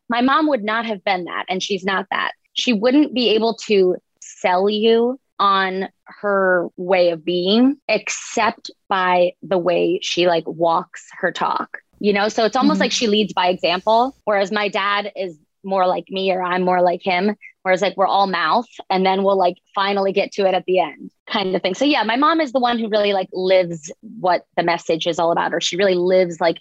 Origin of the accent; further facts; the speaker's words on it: Boca Raton, Florida, United States; I grew up in Boca Raton